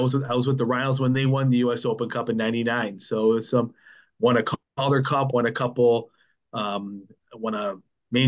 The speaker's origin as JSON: {"language": "English", "area": "near Lake Erie, Buffalo area", "region": "New York", "country": "United States", "tie": "born or raised there", "said": "I grew up near Lake Erie. Now I'm over by Lake Ontario"}